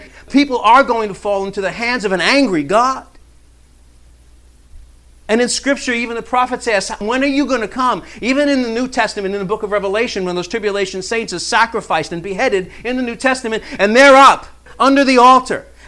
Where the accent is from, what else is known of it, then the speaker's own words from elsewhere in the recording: New York City, New York, United States; growing up in New York City in the 70s